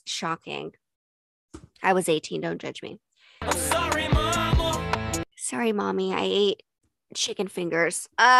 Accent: Utah, United States; and growing up in Utah, I never got that.

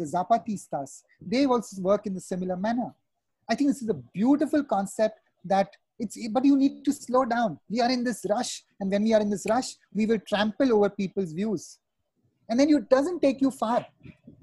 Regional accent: Mumbai, Maharashtra, India; moved away as an adult; also born or lived in Pune / Kolkata / Chennai / Bastar; growing up in Mumbai and having done my education in Pune, Kolkata, worked in Chennai

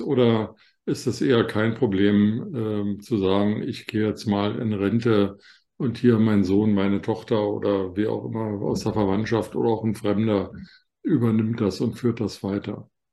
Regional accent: Germany; bei uns in Deutschland

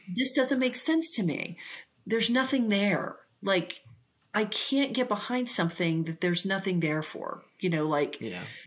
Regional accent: Ponca City, Oklahoma, United States; the place I grew up was in Ponca City, Oklahoma

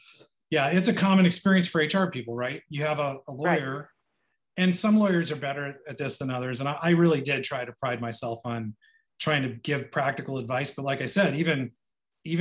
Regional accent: Sapulpa, Oklahoma, United States; also born or lived in Rock Island, Illinois; I grew up mostly in Oklahoma. So the sort of how am I here is because I was born here and raised mostly here.

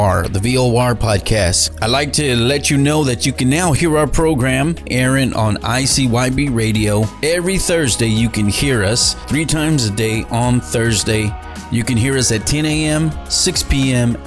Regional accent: Dallas, Texas, United States; moved away as an adult; now in Edinburg, United States; I was in Dallas, Texas. That was my hometown. That was where I was born and raised.

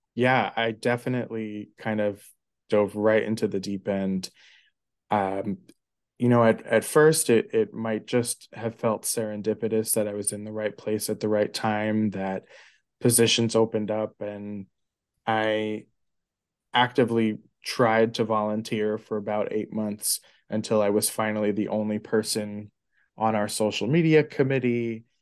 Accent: New York City, New York, United States; grew up in New York City. I've been a New York City kid through and through

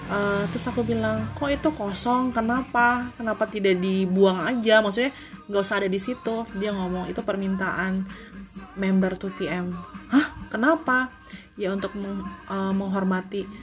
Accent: Cianjur, West Java, Indonesia; itu dari kampung aku kebetulan admin juga uh, admin di toko aku kebetulan dari Cianjur

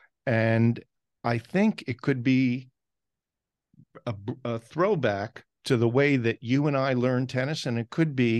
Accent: Maplewood, New Jersey, United States; my hometown, Maplewood, South Orange, New Jersey

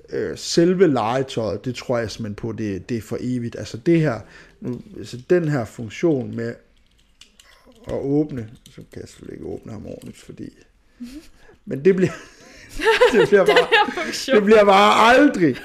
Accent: Skanderborg, Central Denmark Region, Denmark; moved away; Jeg er fra Skanderborg

